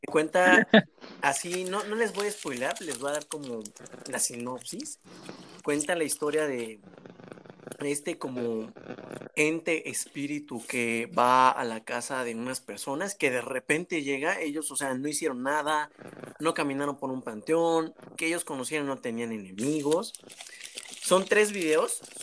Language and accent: Spanish; Mexico; como buenos mexicanos, toda nuestra familia estaba en una casa nada más